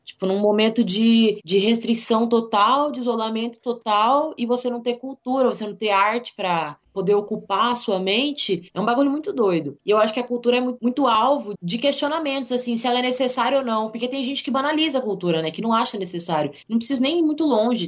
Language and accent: Portuguese; interior of Mato Grosso, Brazil; moved away as an adult; now in Cuiabá, Brazil; eu sou do interior do Mato Grosso